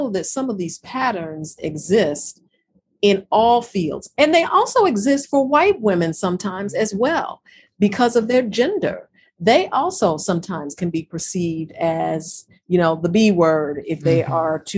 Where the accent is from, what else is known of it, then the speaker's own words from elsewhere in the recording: Chicago, Illinois, United States; as a Chicagoan